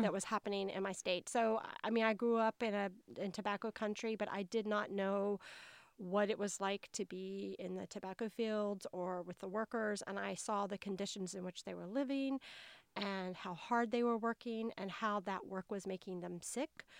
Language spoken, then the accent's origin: English; North Carolina, United States; accent: Southern; as you may be able to tell from my accent, I'm a Southerner. Um, I grew up in a small town in North Carolina